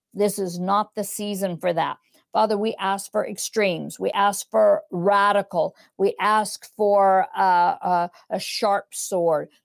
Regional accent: United States; now in England, United Kingdom; I'm American, even though I live in England

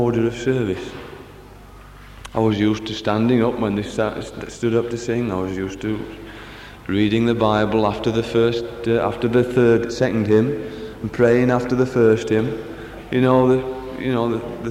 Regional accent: Barnsley, Yorkshire and the Humber, United Kingdom; I come from Barnsley as well

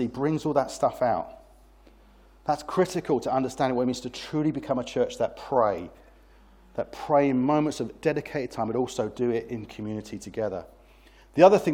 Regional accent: United Kingdom; I'm British

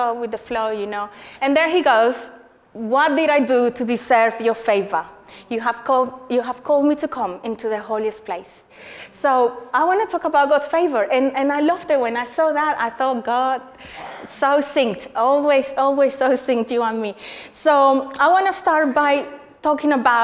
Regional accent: Colombia; moved away as an adult; now in England, United Kingdom; I'm originally from Colombia. And I came here 12 years ago to study.

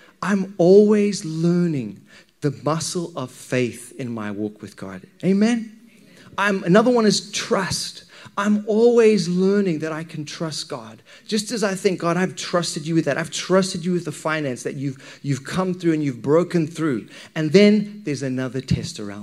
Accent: Zimbabwe; when I was a wee kid, growing up in Zimbabwe

